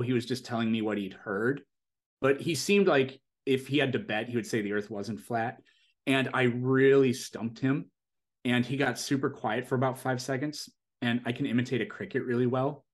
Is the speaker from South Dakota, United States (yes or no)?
yes; South Dakota, United States; moved away as an adult; now in California, United States; I'm originally from South Dakota, which is, i, it's, it's a very small state in terms of population.